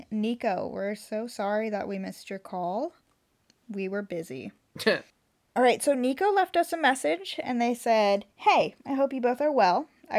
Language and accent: English; Southern California, United States; I'm from Southern California.